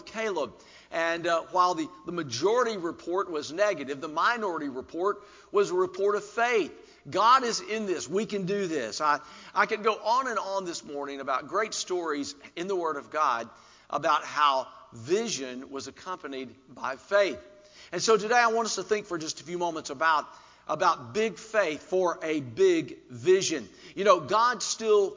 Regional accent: Alabama, United States; moved away; also born or lived in Little Rock, Arkansas / South Carolina; I'm from Alabama. We call it Birmingham in Alabama.

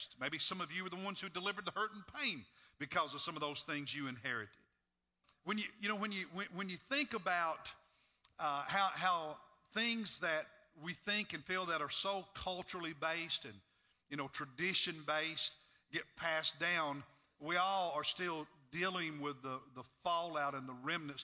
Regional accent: Kentucky, United States; when I was a little boy growing up in Kentucky

